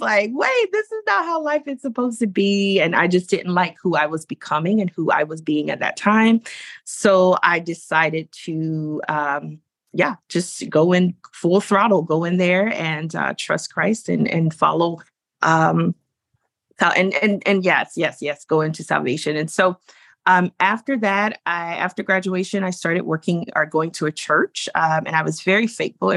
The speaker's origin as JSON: {"language": "English", "region": "North Carolina", "country": "United States", "tie": "born or raised there", "said": "I grew up in North Carolina, a very rural part of North Carolina, not far from the South Carolina border"}